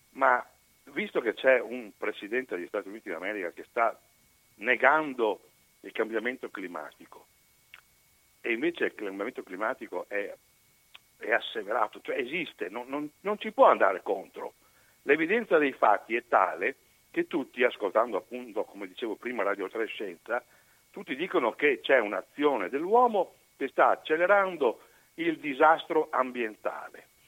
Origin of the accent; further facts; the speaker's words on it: Venice, Veneto, Italy; Io sono molto legato a Venezia perché essendo veneziana anche mia moglie, il primo bacio a lei gliel'ho dato a Venezia